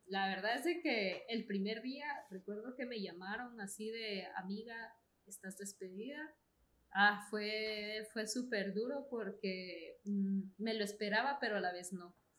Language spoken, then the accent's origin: Spanish; Guatemala; soy guatemalteca